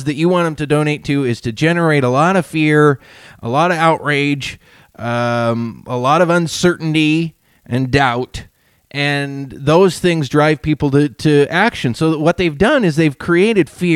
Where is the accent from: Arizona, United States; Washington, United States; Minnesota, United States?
Washington, United States; Whatcom County and Skagit County; here in our communities where I grew up here in Whatcom County and in Skagit County